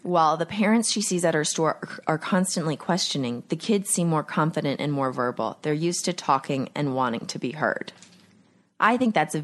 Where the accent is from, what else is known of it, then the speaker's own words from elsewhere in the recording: Texas, United States; Growing up in Texas